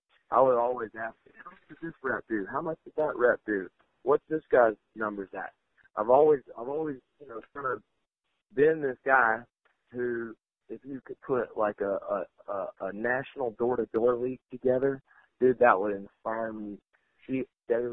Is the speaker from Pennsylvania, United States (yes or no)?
no; Texas, United States; I grew up in Texas, and, you know, we're entrepreneurs